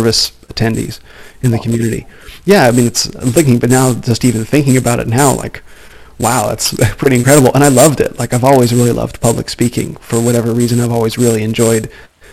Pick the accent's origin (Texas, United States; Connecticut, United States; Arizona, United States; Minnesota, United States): Arizona, United States; Phoenix; I was born in Phoenix, where I live now